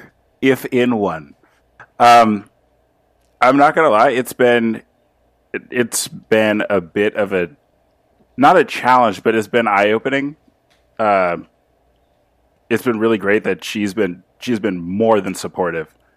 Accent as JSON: {"language": "English", "town": "Los Angeles", "region": "California", "country": "United States", "said": "I'm from L A, uh, or, or California"}